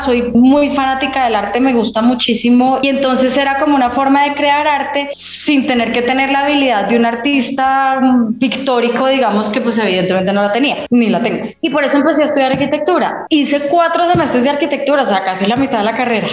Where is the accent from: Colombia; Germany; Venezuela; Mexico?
Colombia; Bogotá; also born or lived in Manizales, Colombia; Me vine a vivir a Bogotá cuando cumplí como siete años porque a mi papá lo nombraron en un cargo aquí eh, con sede en Bogotá, entonces nos trasladamos toda la familia. El colegio lo hice en Bogotá